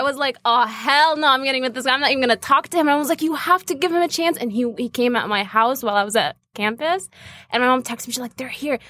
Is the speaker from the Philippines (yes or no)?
no; Asira ash-Shamaliya, Nablus Governorate, Palestine; I'm from Palestine, Nablus Asira Shamalia